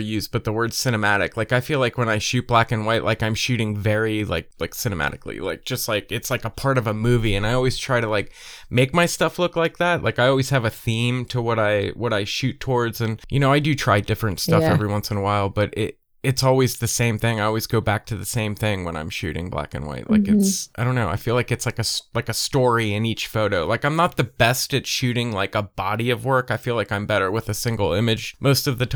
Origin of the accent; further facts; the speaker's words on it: East Coast, United States; I'm from the East Coast